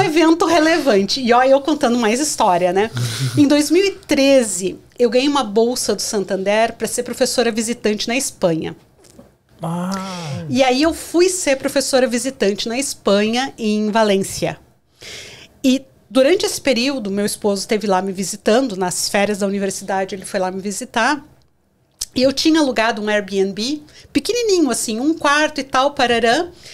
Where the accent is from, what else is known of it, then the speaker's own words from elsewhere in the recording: Porto Alegre, Rio Grande do Sul, Brazil; moved away as an adult; also born or lived in Londrina / São Paulo / Chile / Japan; now in Canada; eu comecei em Porto Alegre, que é de onde eu sou